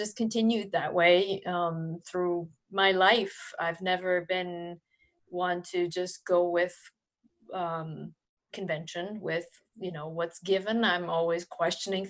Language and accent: English; Switzerland; I was born in Switzerland